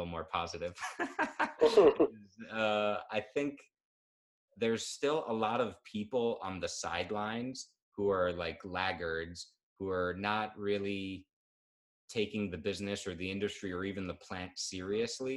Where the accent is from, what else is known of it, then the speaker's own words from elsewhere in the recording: New York, United States; I'm a New Yorker. My business is based in New York